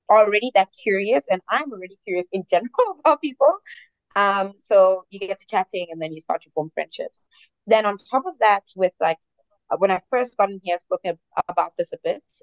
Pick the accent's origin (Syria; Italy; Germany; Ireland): Germany; also born or lived in Ghana; I'm from Germany and I've lived in Ghana